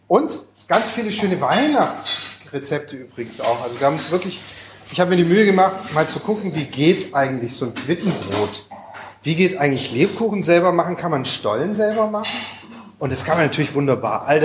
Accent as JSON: {"language": "German", "town": "Düsseldorf", "region": "North Rhine-Westphalia", "country": "Germany", "said": "Ich bin auch aus Düsseldorf."}